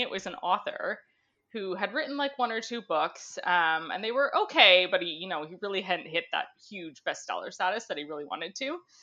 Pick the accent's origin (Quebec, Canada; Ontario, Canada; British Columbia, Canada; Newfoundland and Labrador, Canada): Ontario, Canada; I grew up in Ontario